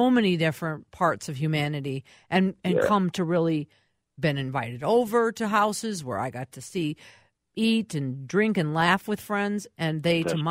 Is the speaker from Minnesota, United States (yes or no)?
yes; Minneapolis, Minnesota, United States; I grew up in Minneapolis. I'm a Minneapolis kid